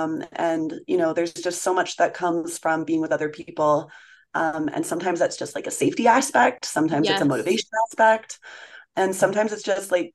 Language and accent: English; New Hampshire, United States; also born or lived in New Zealand / Connecticut / Tahoe / Winter Park, Colorado; now in Jackson, United States; I'm originally from New Hampshire